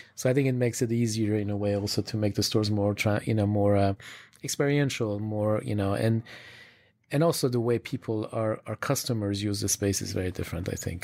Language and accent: English; Switzerland; I grew up in Switzerland